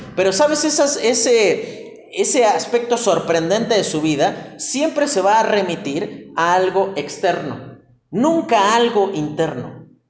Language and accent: Spanish; Mexico; como buen mexicano